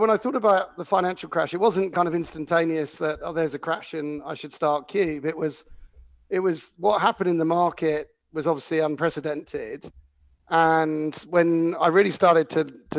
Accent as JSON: {"language": "English", "area": "Cornwall", "region": "South West England", "country": "United Kingdom", "tie": "born or raised there", "said": "I had a business when I grew up in Cornwall, and you get a lot of freedom, you know, growing up somewhere like Cornwall."}